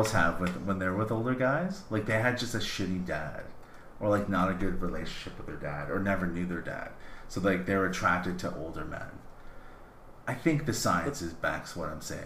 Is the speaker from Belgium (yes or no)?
no; Canada; I'm Canadian.